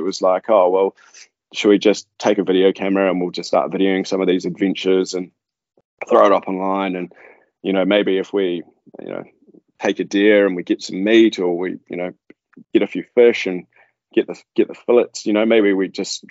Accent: Manawatū-Whanganui, New Zealand; As a family, we grew up sort of all over the show. We're farmers, so mum and dad were farmers.

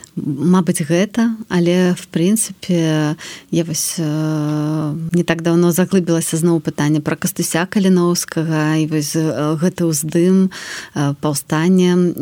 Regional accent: Belarus; moved away as an adult; also born or lived in Warsaw, Poland; мы беларусы

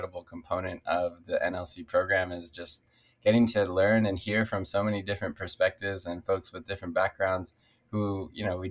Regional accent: Culver City, California, United States; I grew up in Culver City on the west side, and my city has changed quite a bit. When I moved here with my parents, I was only 3 years old

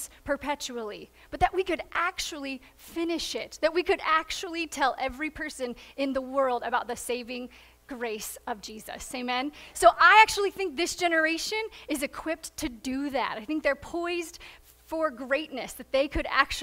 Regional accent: Midwest, United States; moved away as an adult; also born or lived in Indiana / Deep South; now in Southern California, United States; We grew up in the Midwest, have served down in the Deep South, and now here we are on the West Coast

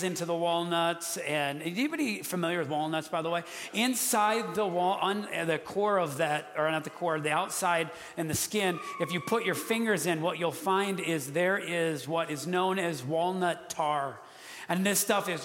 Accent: Wisconsin, United States; moved away; I'm from Wisconsin

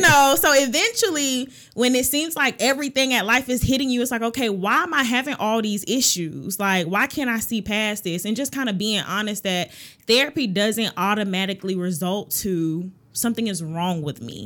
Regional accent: Augusta, Georgia, United States; I am from Augusta, Georgia

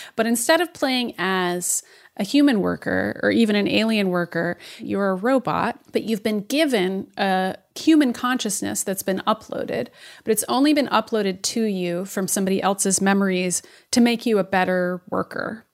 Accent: Boston, Massachusetts, United States; as a Bostonian

